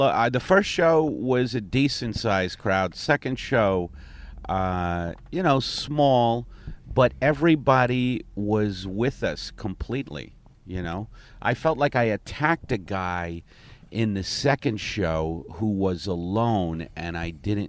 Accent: Brooklyn, New York, United States; I grew up in Brooklyn, my mother died alone, was it my fault?

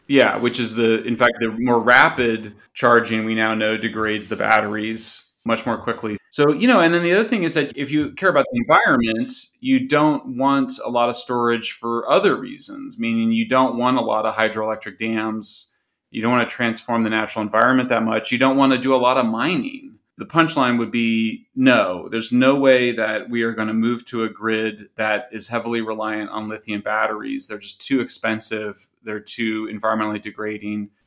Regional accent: California, United States; California, which is my home state

